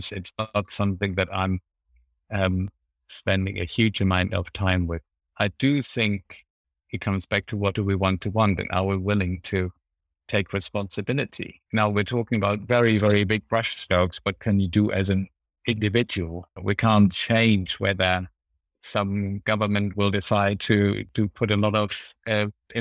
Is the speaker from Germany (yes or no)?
yes; Germany; English is a second language; moved away as an adult; now in United Kingdom; my home country, Germany